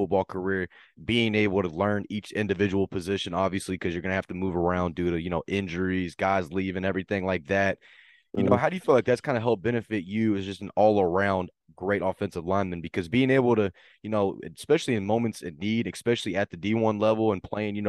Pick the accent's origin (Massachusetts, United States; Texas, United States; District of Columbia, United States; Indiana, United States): Texas, United States; Keller; we're actually both from Keller. So you went to Fossil, I went to Timber